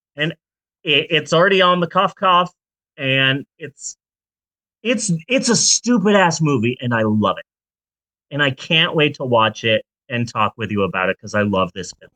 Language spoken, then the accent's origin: English; Phoenix, Arizona, United States; moved away; I'm from Phoenix.